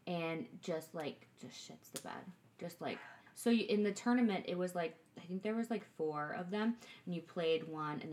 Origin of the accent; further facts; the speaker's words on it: Huntley, Illinois, United States; where I grew up in Huntley